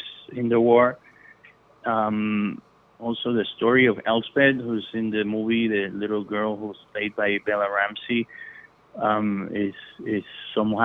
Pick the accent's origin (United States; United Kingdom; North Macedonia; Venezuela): Venezuela; I'm from Venezuela